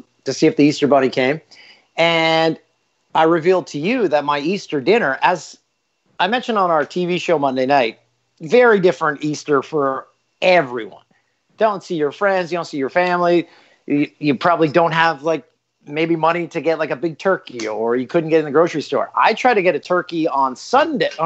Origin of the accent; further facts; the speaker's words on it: Peterborough, Ontario, Canada; my hometown of Peterborough